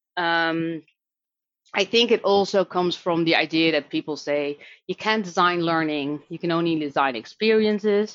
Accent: Netherlands; accent: Dutch; English is a second language; now in Dublin, Ireland; I live in Dublin, Ireland, but I'm Dutch, um, which you can probably hear based on my accent.

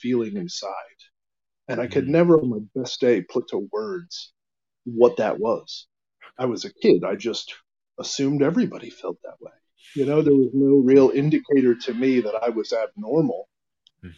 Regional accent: Emmaus, Pennsylvania, United States; my hometown of Emmaus, Pennsylvania, which is just a little tiny town south of Allentown

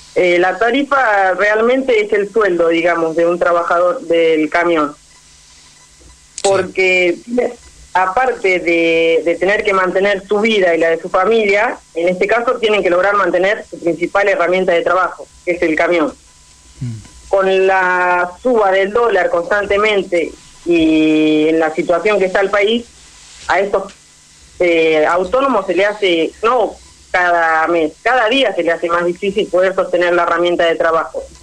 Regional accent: Tres Arroyos, Buenos Aires Province, Argentina; Tres Arroyos somos Argentina

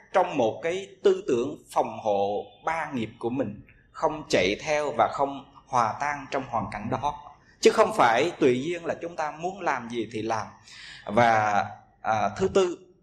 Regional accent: Vietnam

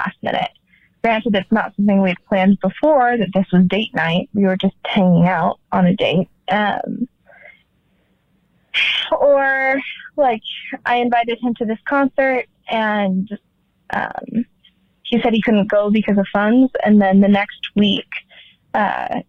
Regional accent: Utah, United States; I am 25 and from Utah.

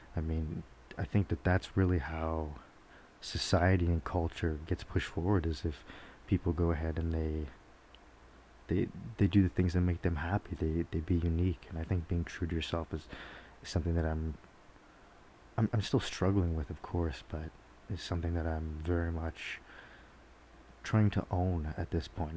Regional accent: Georgetown, Ontario, Canada; moved away; back in my hometown in Georgetown

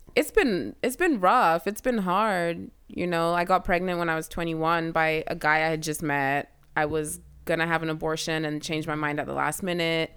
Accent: Kenya; now in United States

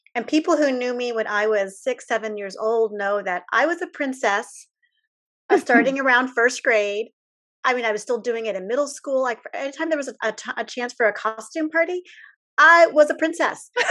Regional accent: United States; as an American

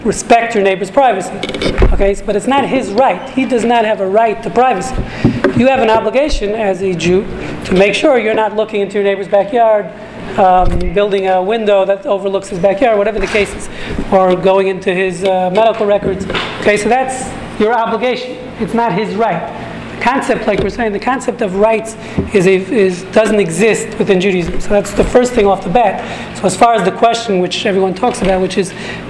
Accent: Houston, Texas, United States; I'm not local, I'm from Houston.

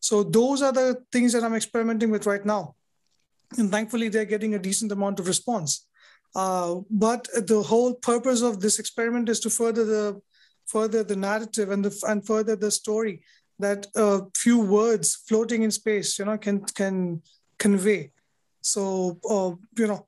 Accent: India; I'm a poet from India

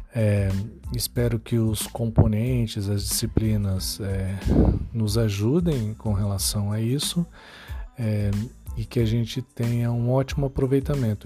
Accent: São Paulo, Brazil; now in Santana do Livramento, Brazil; eu moro na cidade de Livramento, é, mas eu nasci em São Paulo

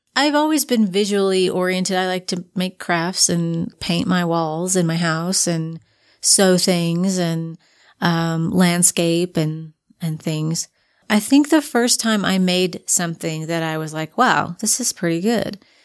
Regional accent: Frankfort, Kentucky, United States; moved away as an adult; also born or lived in southern Indiana; now in Utah, United States; moved to Frankfort, Kentucky, which is the capital city

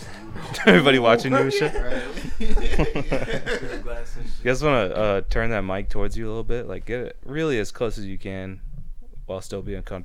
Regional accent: Indio, California, United States; So I'm from Indio, right?

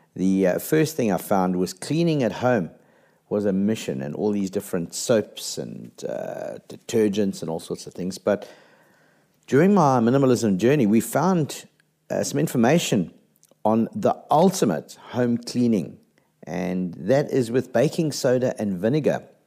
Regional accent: South Africa; as a South African

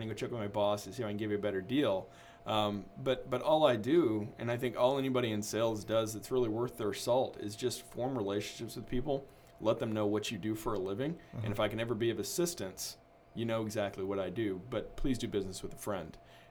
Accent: Houston, Texas, United States; also born or lived in Omaha, United States; So I grew up in Houston, Texas. Okay. And the way that I got there is I was born in Omaha, Nebraska.

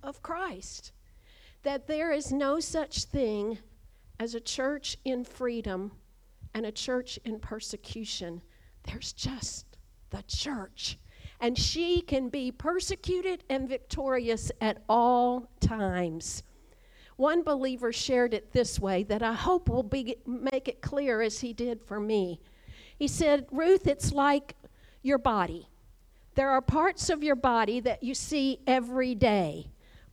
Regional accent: Kentucky, United States; moved away; growing up in Kentucky, just a few miles from right here

